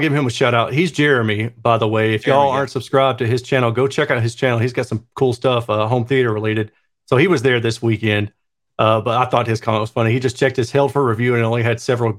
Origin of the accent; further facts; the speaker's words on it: Boston, Massachusetts, United States; I'm Bostonian.